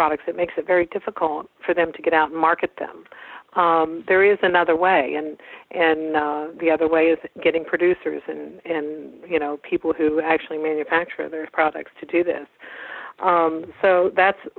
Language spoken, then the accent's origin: English; West Virginia, United States; moved away; also born or lived in Kansas; we both had come home to West Virginia. We both are from here originally.